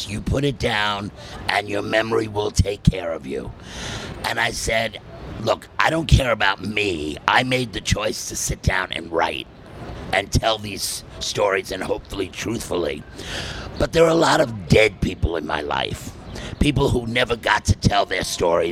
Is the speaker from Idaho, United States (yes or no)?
no; New York City, New York, United States; born or raised there; also born or lived in Manhattan